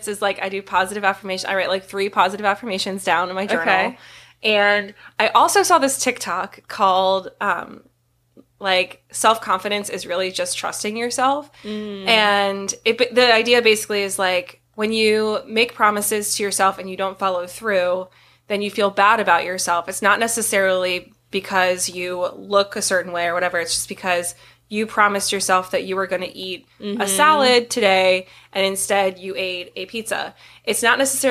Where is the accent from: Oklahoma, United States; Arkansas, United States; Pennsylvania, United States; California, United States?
Pennsylvania, United States; Harrisburg; my old stomping grounds, my hometown